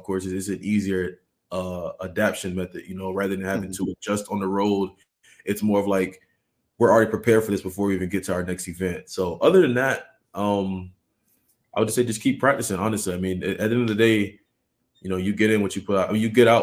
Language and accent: English; Augusta, Georgia, United States; I'm from Augusta, Georgia, home of the Masters.